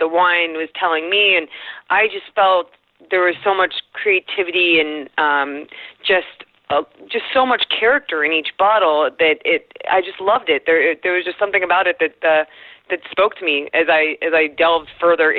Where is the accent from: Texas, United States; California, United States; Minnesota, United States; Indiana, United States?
California, United States; Southern; I grew up in Southern California in the 90s